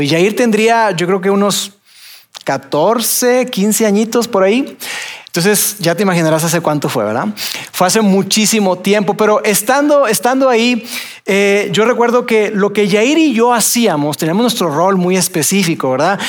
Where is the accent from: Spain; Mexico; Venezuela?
Mexico; nosotros somos mexicanos